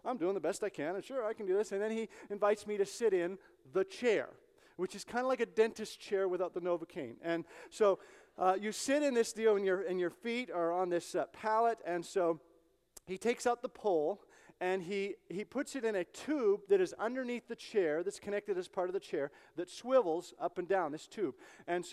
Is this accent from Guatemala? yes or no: no; Canada; moved away; I'm Canadian, I'm from Canada